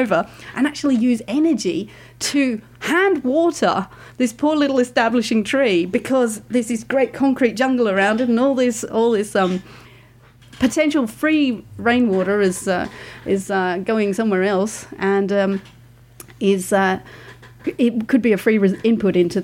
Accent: United Kingdom; now in Australia; I'm from the UK, as you can probably tell from my accent.

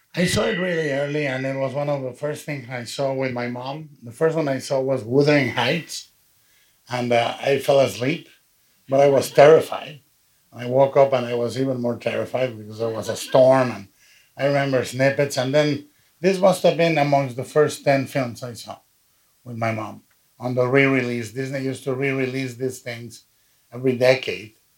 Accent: Mexico; i've been supporting the stop motion movement in, in my hometown in mexico to this day

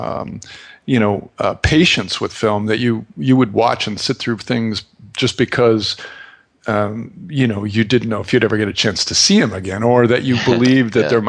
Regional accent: St. Cloud, Minnesota, United States; moved away; I grew up in St. Cloud, Minnesota

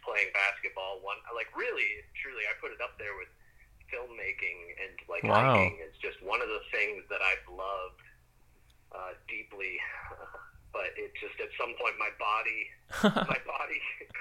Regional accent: New England, United States; I'm from New England

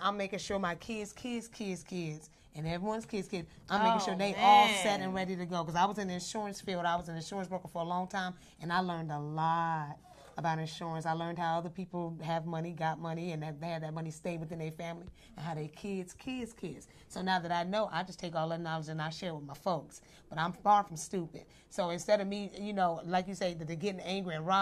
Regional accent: Midwest, United States; I'm from the Midwest.

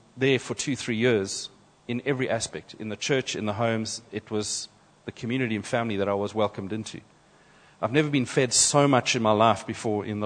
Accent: South Africa; first we're South African

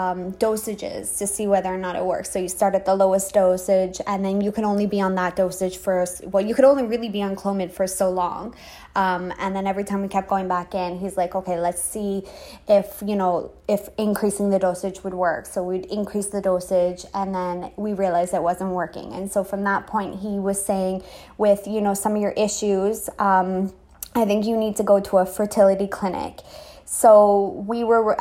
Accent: Canada; moved away as an adult; also born or lived in Trinidad; now in Trinidad and Tobago; I'm Canadian

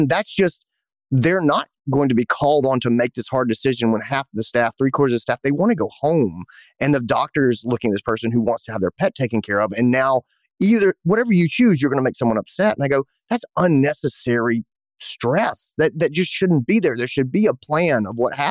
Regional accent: Greenville, South Carolina, United States; here in my hometown, Greenville, South Carolina

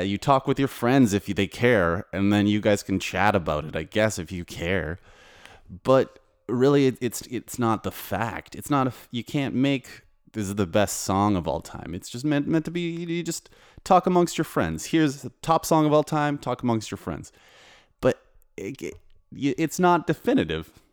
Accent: Canada; now in Warsaw, Poland; I'm a composer, producer, and DJ living in Poland, but I'm from Canada

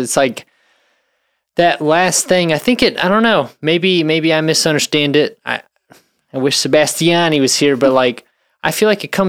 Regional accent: United States; I'm American as fuck.

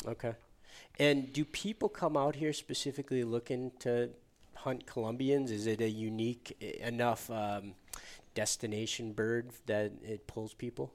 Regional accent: Midwest, United States; I'm always guilty as a Midwesterner

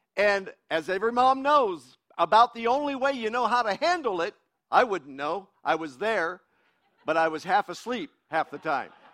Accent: United States; I'm an American. I'm an American

